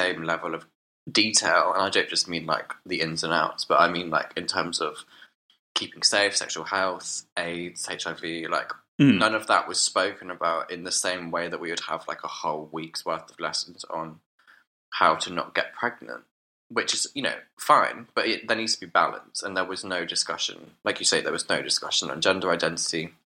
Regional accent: Dorchester, South West England, United Kingdom; now in London, United Kingdom; I grew up in Dorchester, to be precise, the county town of Dorset

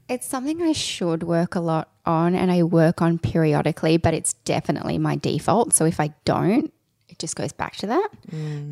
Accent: Sydney, New South Wales, Australia; I grew up out in Dural, which is for people that aren't from Sydney

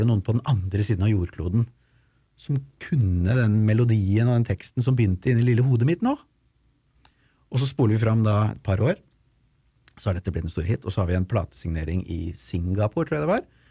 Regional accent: Ski, Akershus, Norway; hjemme i Ski

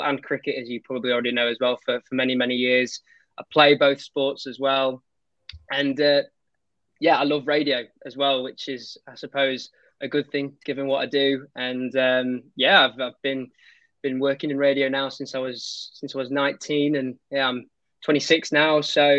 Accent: Pontefract, Yorkshire and the Humber, United Kingdom; Yeah, well, I'm Yorkshire born and bred, although my accent, as my friends tell me, doesn't really suggest that. I'm from Pontefract, if anybody knows where that is.

